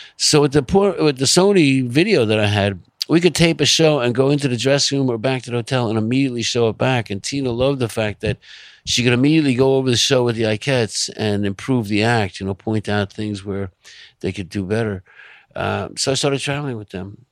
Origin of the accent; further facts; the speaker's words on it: Long Island, New York, United States; also born or lived in Manhattan, New York; I was born in Manhattan. Uh, I grew up in Long Island. I came back to Manhattan when I was eighteen, and I've been here ever since